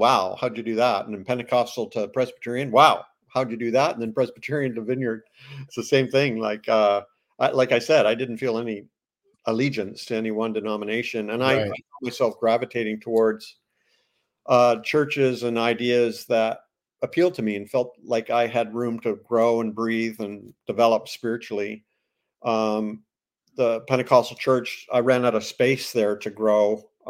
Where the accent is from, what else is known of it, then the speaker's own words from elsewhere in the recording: Ontario, Canada; also born or lived in Toronto; I'm Canadian. I was born in Toronto, Anglican, you know, baptized Anglican as a baby. And my dad was a police officer with the Ontario Provincial Police, and we were transferred all over Ontario